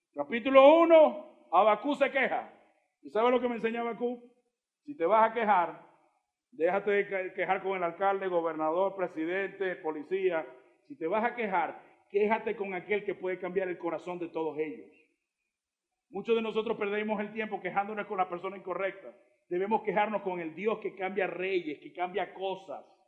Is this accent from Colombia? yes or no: yes; Colombia; Somos formados también por Colombia cuando juega la selección